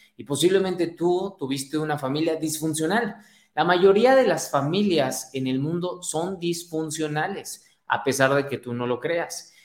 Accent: Mexico; Soy mexicano, como buen mexicano.

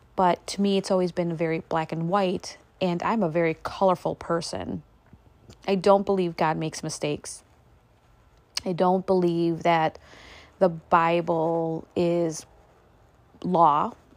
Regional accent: United States; I was born and raised here in America

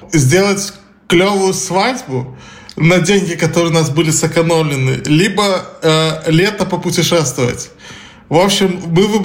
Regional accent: Belarus; now in Warsaw, Poland; Да, мы из Беларуси.

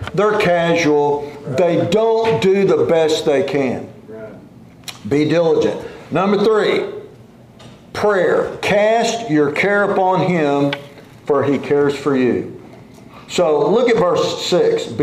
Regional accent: Oklahoma, United States; where we grew up in Oklahoma

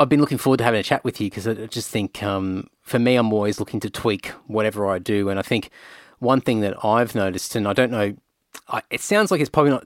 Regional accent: Rockhampton, Queensland, Australia; I grew up in Rocky

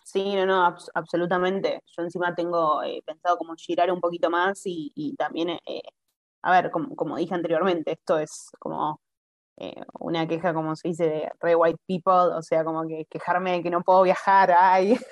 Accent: Argentina; first language Spanish; moved away as an adult; now in Italy; yo soy argentina

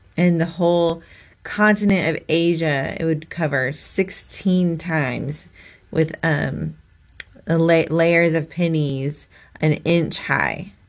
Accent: Kansas, United States; we are from Kansas

